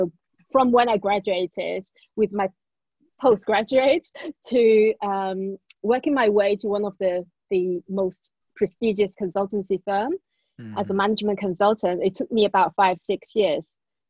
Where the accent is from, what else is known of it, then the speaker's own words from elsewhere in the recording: China; English is a second language; now in United Kingdom; So yeah, this is also how I came to the UK from China.